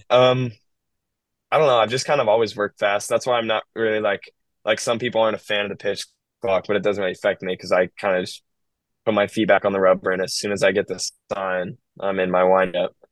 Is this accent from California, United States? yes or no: yes; Bay Area, California, United States; I'm from the Bay Area